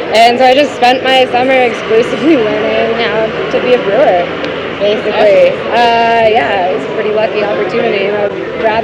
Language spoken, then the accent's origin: English; Boulder, Colorado, United States; growing up in Boulder